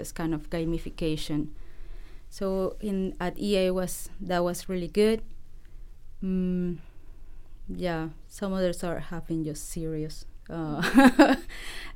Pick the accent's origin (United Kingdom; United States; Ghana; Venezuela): Venezuela; English is a second language; moved away as an adult; now in Vancouver, Canada; I'm from Venezuela. I studied computer science over there.